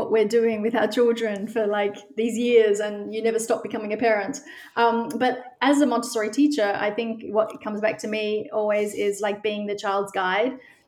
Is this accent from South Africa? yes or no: no; Australia; moved away as an adult; now in Amsterdam, Netherlands; I'm originally from Australia